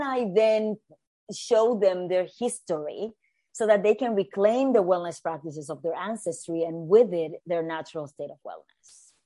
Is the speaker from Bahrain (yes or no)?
no; Puerto Rico; moved away as an adult; also born or lived in New York City; I was born and raised in Puerto Rico, in the Caribbean.